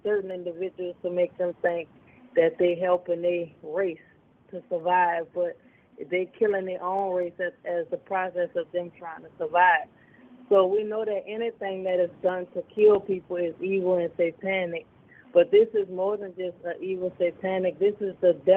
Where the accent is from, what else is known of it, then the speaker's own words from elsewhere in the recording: United States; I'm from America, I live in America